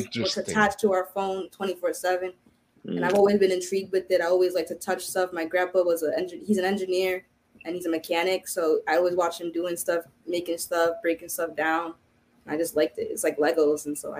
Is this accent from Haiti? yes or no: yes; Haiti; first language Haitian Creole; English is a second language; My first language is Creole. I'm Haitian, so my first language is Creole. I speak Creole. I learned Spanish in kindergarten through through 10th grade through 11th grade.